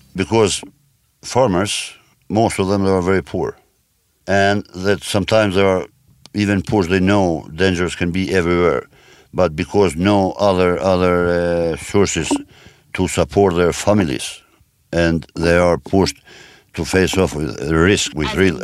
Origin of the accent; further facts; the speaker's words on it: Kosovo; moved away as an adult; my home country, because Kosovo